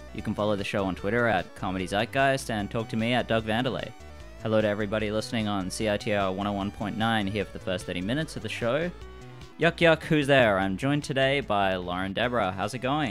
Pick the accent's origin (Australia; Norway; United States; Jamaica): Australia; Perth, Western Australia; now in Vancouver, Canada; I'm from Perth